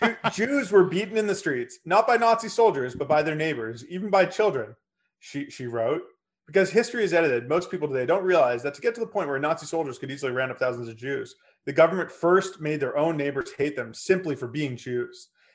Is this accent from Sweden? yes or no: no; Canada; Everyone I knew growing up was a Steve Nash fan, if you were Canadian, even though came from a different part of Canada than we were from.